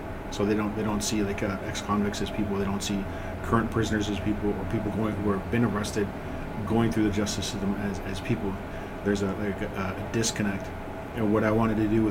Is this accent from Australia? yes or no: no; Ontario, Canada; also born or lived in Rolling River Reserve, Manitoba; my home reserve is Rolling River, but I grew up in Ontario